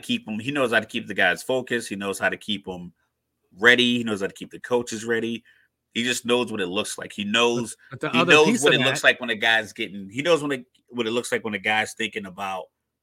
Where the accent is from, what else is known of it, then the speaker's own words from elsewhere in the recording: Texas, United States; moved away; I was born in Texas. Kind of torn.